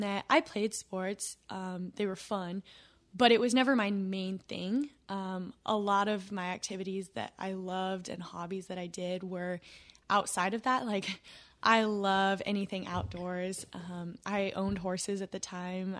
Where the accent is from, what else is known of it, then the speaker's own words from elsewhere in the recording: West Coast, United States; moved away as an adult; now in Tennessee, United States; I'm from the West Coast, um, and now I'm in Tennessee.